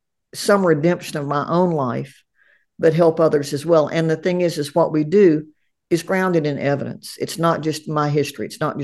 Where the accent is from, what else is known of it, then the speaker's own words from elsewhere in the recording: Appalachia, United States; I grew up in Appalachia. We feel good. We feel bad. That's it.